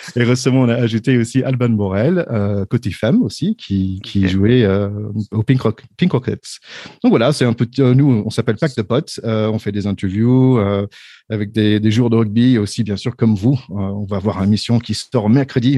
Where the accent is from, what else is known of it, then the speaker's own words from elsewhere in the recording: United States; French is a second language; moved away as an adult; also born or lived in Paris, France; now in Doubs, France; je suis américain de base, ça fait 20 ans que je suis en France.